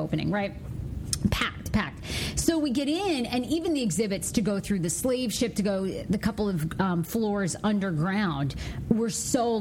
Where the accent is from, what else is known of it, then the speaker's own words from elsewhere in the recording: Maine, United States; now in Washington, D.C., United States; I'm not from here. I'm from Maine